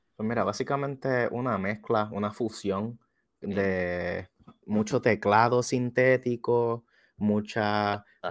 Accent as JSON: {"language": "Spanish", "town": "Juana Díaz", "country": "Puerto Rico", "said": "yo soy de Juanadía, Puerto Rico"}